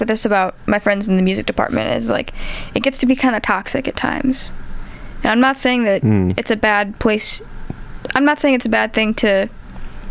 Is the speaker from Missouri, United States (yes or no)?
yes; St. Louis, Missouri, United States; I'm from St. Louis